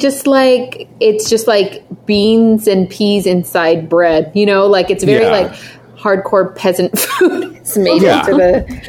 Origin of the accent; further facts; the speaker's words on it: United States; also born or lived in France; us being American